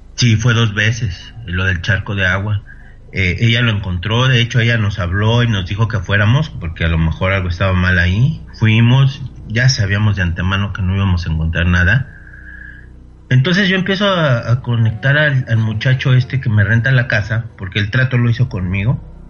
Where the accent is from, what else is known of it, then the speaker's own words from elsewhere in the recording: Mexico City, Mexico; moved away as an adult; also born or lived in Monterrey, Nuevo León; yo soy originario de Ciudad de México